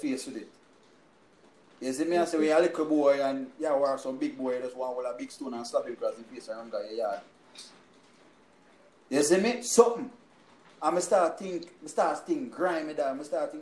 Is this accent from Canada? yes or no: no; Jamaica; now in United States; me a Jamaican